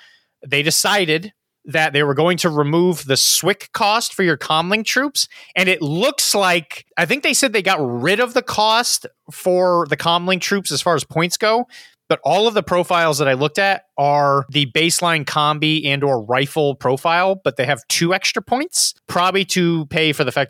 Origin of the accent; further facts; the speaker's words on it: Orlando, Florida, United States; in the area where I grew up in Orlando, Florida, there is an event called Dogfinity 2024 Gamma and Hooch.